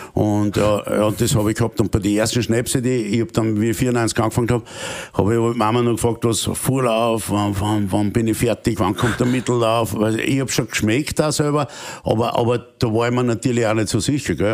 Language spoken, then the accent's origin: German; Austria; als Österreicher